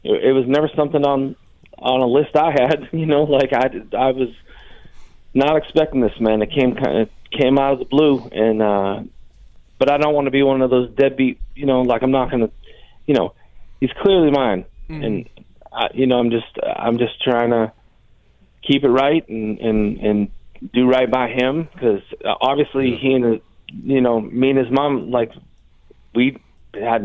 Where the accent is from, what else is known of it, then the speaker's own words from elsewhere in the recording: Pennsylvania, United States; now in North Carolina, United States; I've been in North Carolina for a while, but I'm from Pennsylvania